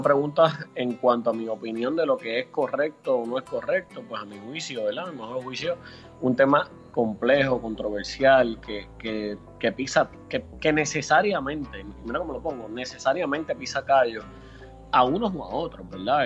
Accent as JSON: {"language": "Spanish", "country": "Puerto Rico", "said": "nosotros como puertorriqueños"}